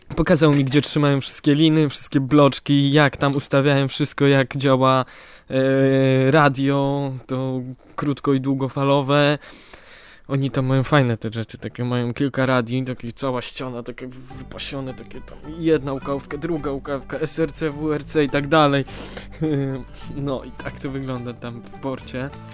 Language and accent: Polish; Poland; Jesteśmy z Polski